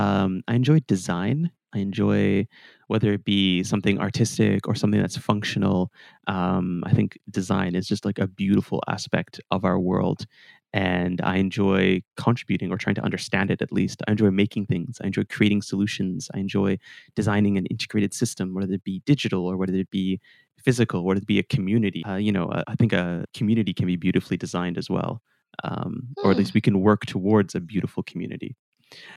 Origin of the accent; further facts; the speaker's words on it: Calgary, Alberta, Canada; moved away as an adult; also born or lived in Portugal / Vancouver; I was born in Portugal, but I flew to Canada before I could learn to walk, and I grew up among the rolling hills of Calgary, Alberta.